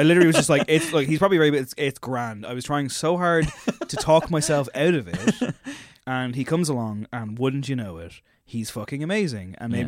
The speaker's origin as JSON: {"language": "English", "town": "Drogheda", "region": "Leinster", "country": "Ireland", "said": "And even though I'm from Drogheda, we get on just fine."}